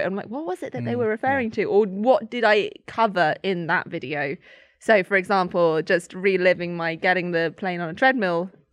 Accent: Stratford-upon-Avon, West Midlands, United Kingdom; moved away as an adult; now in Oxford, United Kingdom; I grew up in Stratford-upon-Avon, which is Shakespeare's town.

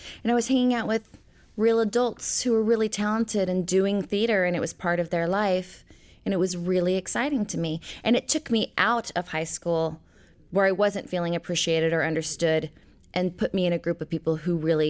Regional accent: Portland, Oregon, United States; also born or lived in Knoxville, United States / Twin Falls, United States / Fairfax, United States; I was born in Knoxville, Tennessee. I was raised, I would say, primarily in Portland, Oregon, in Twin Falls, Idaho, and Fairfax, Virginia.

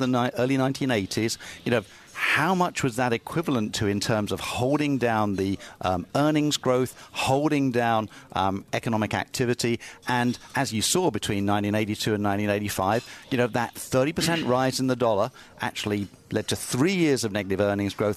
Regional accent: United Kingdom; I'm a Brit.

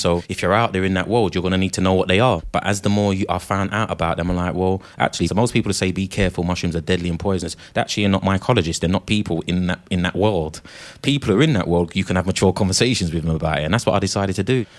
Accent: United Kingdom; 30,000 of us from the UK

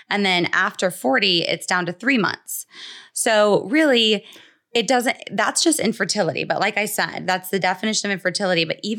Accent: Atlanta, Georgia, United States; So basically, my story in a nutshell is that I am originally from Atlanta

